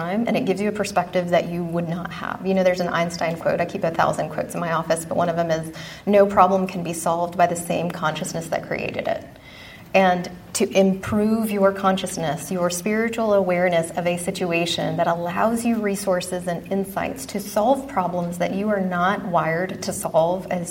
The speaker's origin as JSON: {"language": "English", "region": "Texas", "country": "United States", "tie": "born or raised there", "moved": "as an adult", "said": "I grew up in Texas, was hell-bent to get out of the Bible-thumping Southern Baptist environment"}